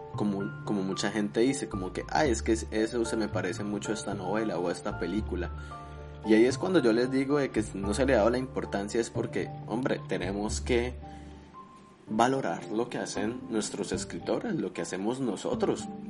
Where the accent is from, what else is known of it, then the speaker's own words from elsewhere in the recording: Colombia; now in United States; Yo soy colombiano